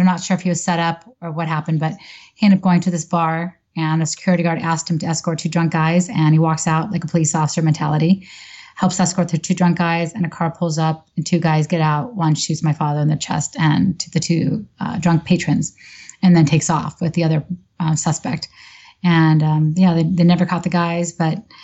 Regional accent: Santa Monica, California, United States; now in Santa Clarita, United States; Grew up in Santa Monica, born, raised, went to high school there

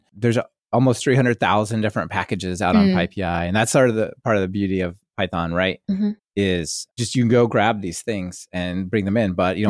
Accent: Southern California, United States; No, I'm from Southern California.

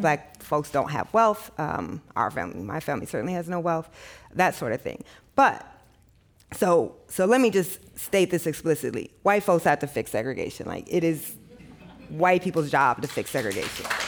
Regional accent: Midwest, United States; I didn't grow up in the South, I grew up in the Midwest

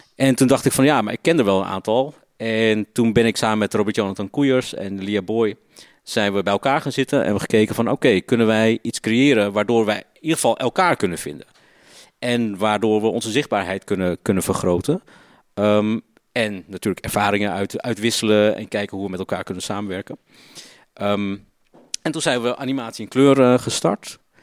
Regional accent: Ridderkerk, South Holland, Netherlands; Ik ben opgegroeid in Ridderkerk. Dat ligt zeg maar eh, tegen Rotterdam aan

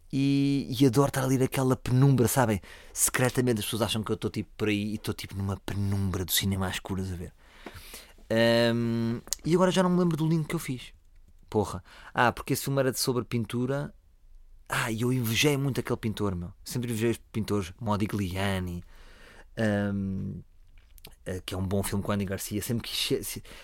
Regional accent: Lisbon, Portugal; eu sou de Lisboa, portanto, eu tenho muito mais ADN de Lisboa.

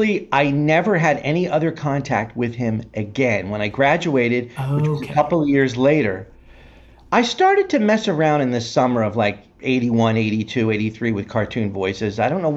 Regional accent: Philadelphia, Pennsylvania, United States; moved away; because I'm from Philadelphia originally.

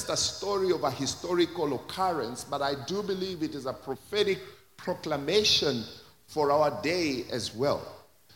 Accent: Kenya; my own country, Kenya

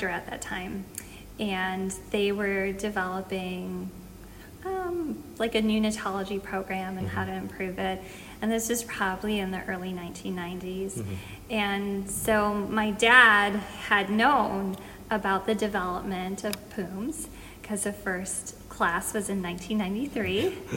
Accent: Chicago, Illinois, United States; also born or lived in Boston; I'm originally from Chicago

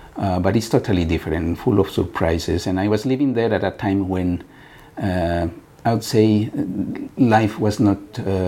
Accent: Bolivia; now in Switzerland; Bolivia, but now I've been living in Switzerland for so long that I became also Swiss national.

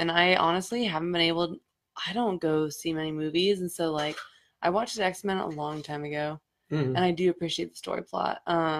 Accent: Rio Rancho, New Mexico, United States; moved away; I'm from Rio Rancho, New Mexico originally.

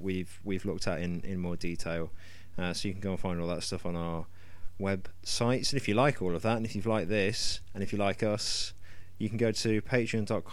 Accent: United Kingdom; I can be the angry Brit.

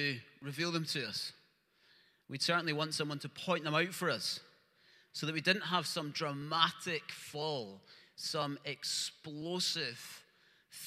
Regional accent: Lenzie, Scotland, United Kingdom; I grew up in Lindsay

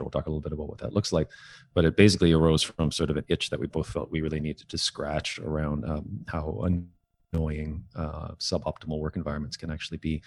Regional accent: Toronto, Ontario, Canada; also born or lived in Kingston; I was born and raised in Toronto

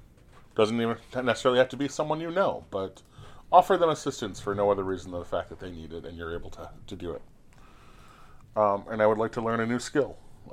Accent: Corona, California, United States; I saw them in the sky when I was growing up in Corona.

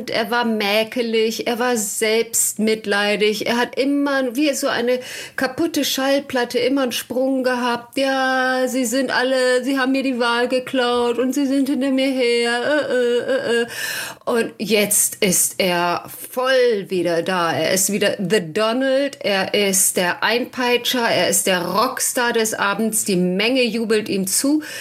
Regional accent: United States; Und ich muss ganz ehrlich sagen, als Amerikaner will ich, dass der Präsident mir hilft und nicht, dass ich ihm helfe.

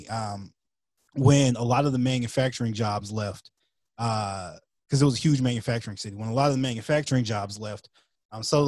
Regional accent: Atlanta, Georgia, United States; moved away as an adult; also born or lived in Milwaukee, Wisconsin; I had only previously lived in Georgia, right? Like, I'm from Atlanta

